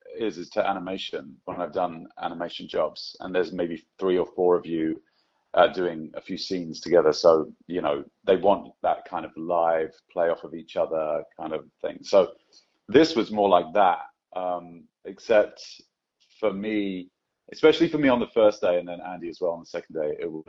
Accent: Scotland, United Kingdom; Yeah, I am Scottish from beginning to end, which I love.

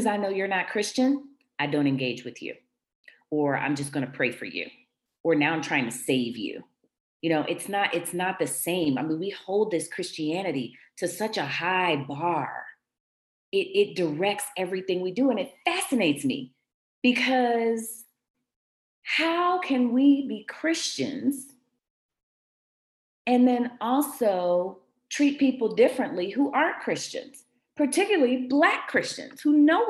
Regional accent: Washington, District of Columbia, United States; The church that I grew up in Washington, D.C., Shiloh Baptist

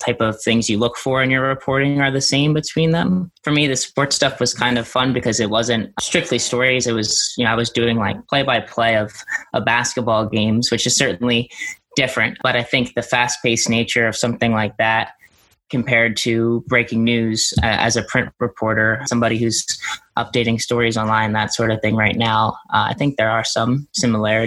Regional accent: Delaware, United States; I'm from Delaware. I've lived here my whole life

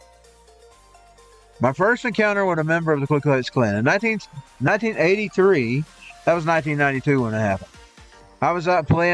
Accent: Dawson, Georgia, United States; I grew up in Dawson

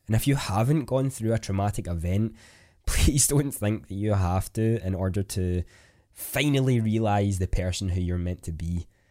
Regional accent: Scotland, United Kingdom; I am a Scottish content creator

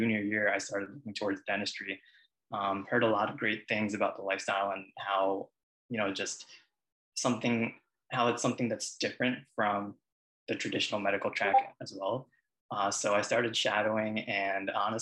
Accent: Long Island, New York, United States; also born or lived in Queens, New York; Originally, I was born in Queens, but I've lived in Long Island for most of my life

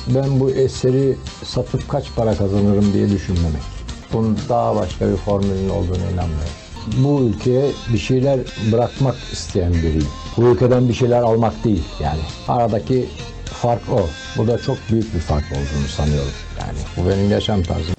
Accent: Turkey; Hepimiz burada yaşıyoruz. Burada doğduk. Burada büyüdük.

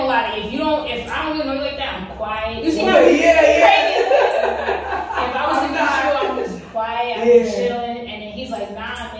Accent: New York City, New York, United States; I'm from the Bronx.

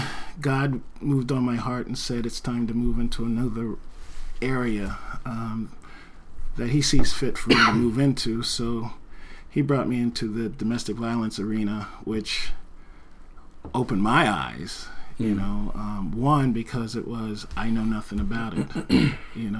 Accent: New Jersey, United States; also born or lived in North Bend, Washington; now in Oregon, United States; I'm originally from New Jersey

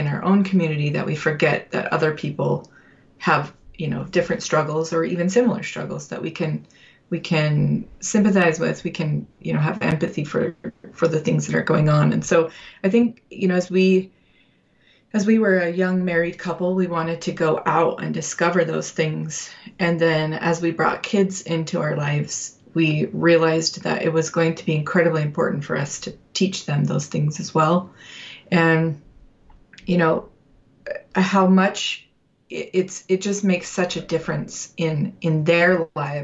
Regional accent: Utah, United States; we're both from Utah

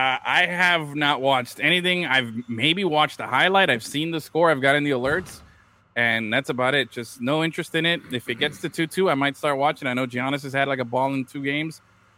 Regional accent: Miami, Florida, United States; Tell you I'm from Miami without telling you I'm from Miami.

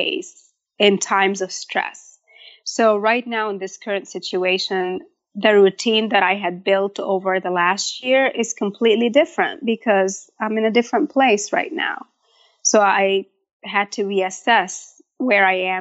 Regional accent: Egypt; moved away as an adult; also born or lived in Michigan, United States; now in United States; I was born and raised in Egypt. I probably moved to the States at age 18 to attend college in Michigan, and I got married and kind of just stayed.

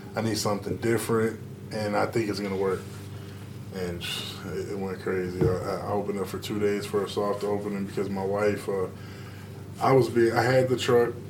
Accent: Dearborn, Michigan, United States; also born or lived in Detroit; I grew up in Dearborn, I went to Dearborn schools.

